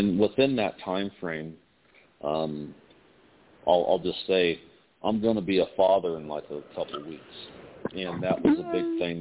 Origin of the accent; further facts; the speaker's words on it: Indiana, United States; moved away as an adult; now in Las Vegas, United States; I'm from Indiana, you know, so I was born and raised a Hoosier, and then I moved out to Las Vegas.